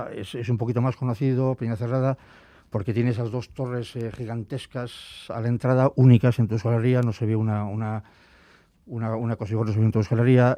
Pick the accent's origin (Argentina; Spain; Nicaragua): Spain; Biscay, Basque Country; soy vizcaíno, entonces Álava no era, mi tierra